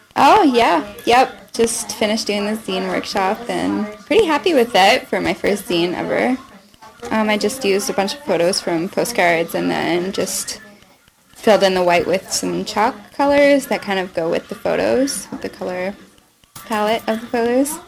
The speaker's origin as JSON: {"language": "English", "region": "Ontario", "country": "Canada", "tie": "born or raised there", "said": "my whole family's from Montreal, um, but I was born in Ontario."}